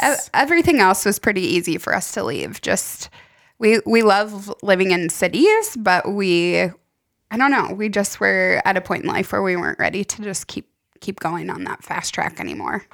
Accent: Fergus Falls, Minnesota, United States; moved away as an adult; also born or lived in San Diego / Montana; all of my family is essentially from here. Some are scattered around the country now, but I would say ninety percent of us were born here or grew up here

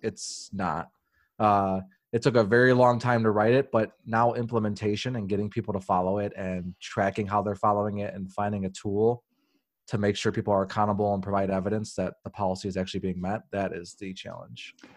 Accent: Chicago, Illinois, United States; I grew up on the South Side

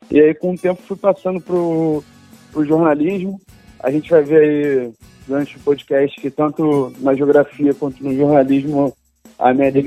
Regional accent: Rio de Janeiro, Brazil; Mas sou carioca, morador do, do, Rio de Janeiro sempre, né? A minha vida inteira.

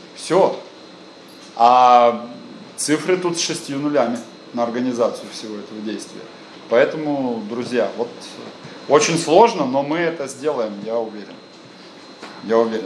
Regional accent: Krasnodar, Krasnodar Krai, Russia; я из Краснодара

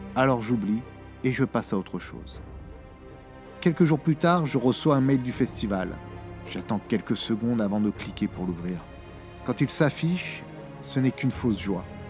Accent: France; quand on est français

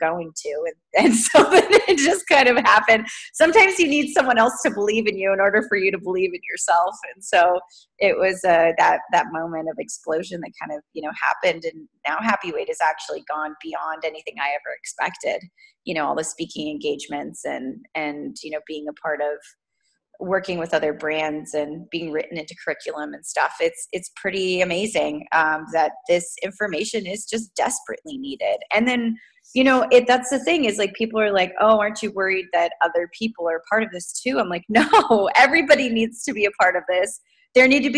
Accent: Southern California, United States; moved away as an adult; now in Pacific Northwest, United States; I grew up in Southern California

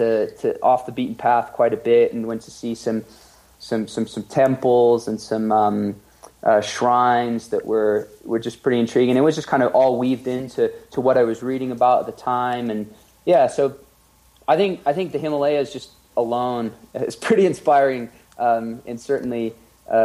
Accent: Nantes, Pays de la Loire, France; moved away as an adult; also born or lived in Oxford, England / Spain; now in Gold Hill, United States; I grew up in Nantes, which is on the West Coast.

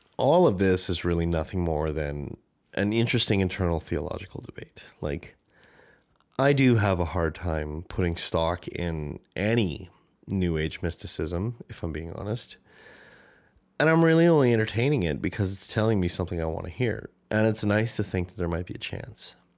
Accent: Canada; accent: Canadian; my Canadian accent

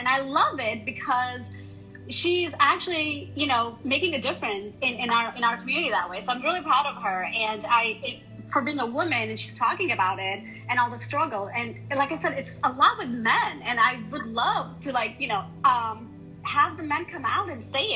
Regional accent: India; moved away; I'm originally from India

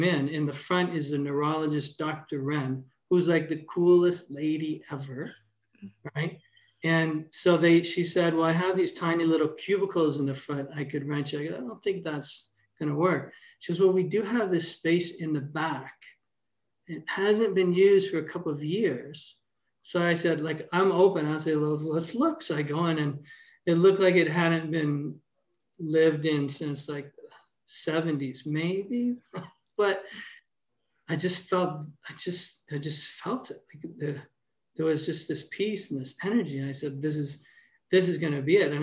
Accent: Toronto, Ontario, Canada; moved away as an adult; also born or lived in Brampton / Port Credit; now in Hamilton, Canada; I grew up in Toronto

